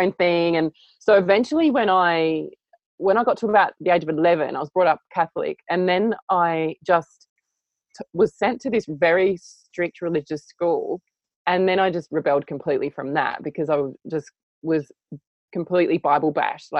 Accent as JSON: {"language": "English", "town": "Adelaide", "region": "South Australia", "country": "Australia", "tie": "born or raised there", "said": "I grew up in Adelaide in Australia in a very normal house with very normal parents"}